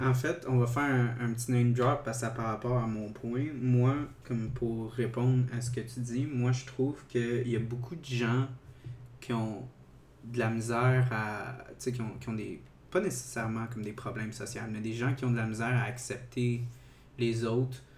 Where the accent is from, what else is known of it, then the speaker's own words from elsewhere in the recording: South Shore of Montreal, Quebec, Canada; also born or lived in Saint-Hubert; je viens de la Rive-Sud